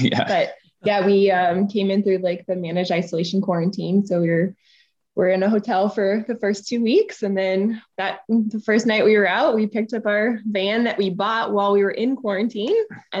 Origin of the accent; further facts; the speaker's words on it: Colorado, United States; moved away as an adult; now in New Zealand; I grew up in Colorado.